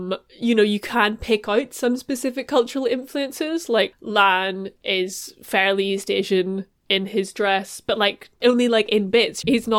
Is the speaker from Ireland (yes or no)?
yes; Ireland; being Irish